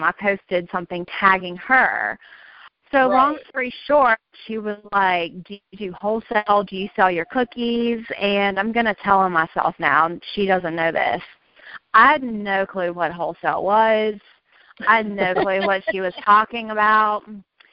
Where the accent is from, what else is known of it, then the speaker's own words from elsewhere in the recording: Virginia, United States; now in Raleigh, United States; I'm from Virginia. I live in Raleigh now, but originally a Virginia girl